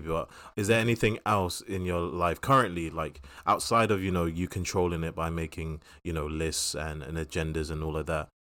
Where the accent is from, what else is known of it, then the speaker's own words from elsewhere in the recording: London, United Kingdom; we grew up in Southeast London